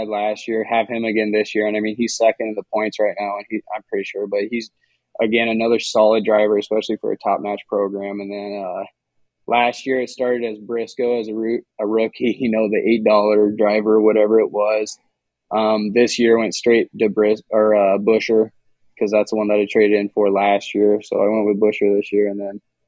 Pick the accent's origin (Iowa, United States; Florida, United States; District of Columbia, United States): Iowa, United States; Harlan; growing up in Harlan, going to the dirt track, Shelby County Speedway